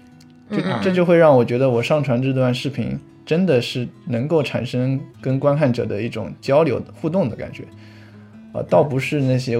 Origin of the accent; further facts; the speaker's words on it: Suzhou, Jiangsu, China; 我是苏州的